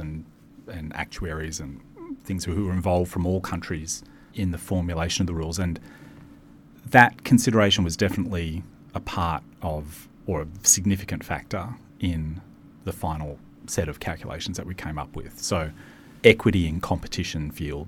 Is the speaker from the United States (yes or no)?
no; Maitland, New South Wales, Australia; I grew up in a little town in New South Wales called Maitland